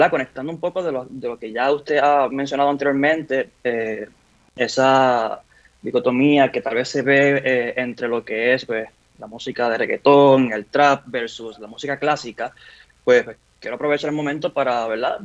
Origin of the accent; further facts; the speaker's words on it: Ponce, Puerto Rico; yo soy un niño crecido en el barrio Bélgica de Ponce, nací allí en Ponce, orgulloso ponceño